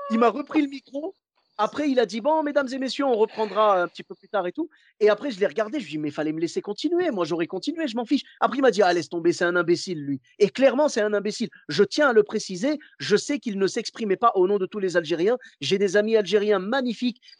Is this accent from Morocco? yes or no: yes; Morocco; Moi, je suis marocain.